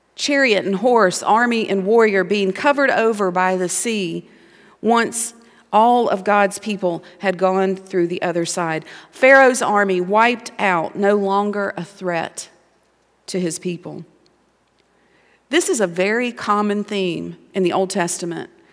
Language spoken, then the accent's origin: English; Montgomery, Alabama, United States; moved away as an adult; I grew up in Montgomery, Alabama